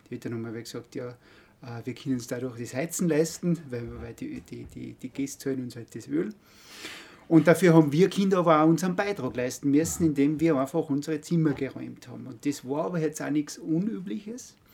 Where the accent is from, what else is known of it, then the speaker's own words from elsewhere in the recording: Altenmarkt im Pongau, Salzburg, Austria; also born or lived in Graz, Austria; komme aus Oldenmarkt, aus dem Innergebirg. Bin in Oldenmarkt aufgewachsen